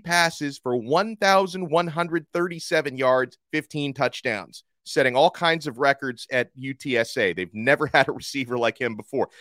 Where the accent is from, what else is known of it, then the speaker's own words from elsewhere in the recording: Miami, Florida, United States; my hometown pro football team gives an opportunity to players from my alma mater